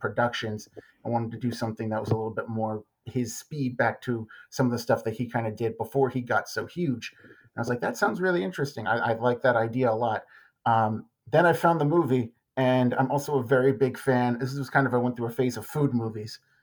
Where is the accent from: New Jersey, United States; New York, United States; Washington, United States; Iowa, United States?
New York, United States; Long Island; moved away as an adult; now in Dallas-Fort Worth, United States; as a native New Yorker, I'm from Long Island. I grew up going into the city